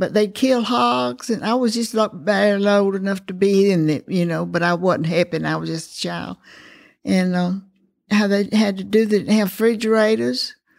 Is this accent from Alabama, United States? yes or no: yes; Eufaula, Alabama, United States; accent: Southern; Oh, well, I was born in Eufaula, Alabama. I was really out in the country, really way out in the country.